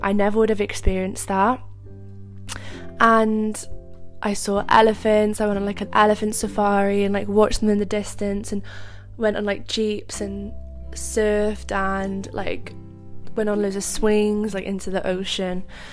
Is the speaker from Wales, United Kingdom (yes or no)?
yes; Cardiff, Wales, United Kingdom; I'm from Cardiff, but I went to London